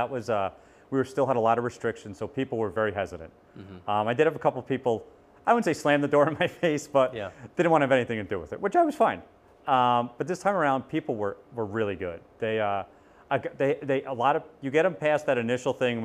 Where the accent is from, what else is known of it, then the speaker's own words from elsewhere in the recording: Smithtown, New York, United States; moved away; I'm originally from Long Island. I grew up in a middle-class town on Long Island called Smithtown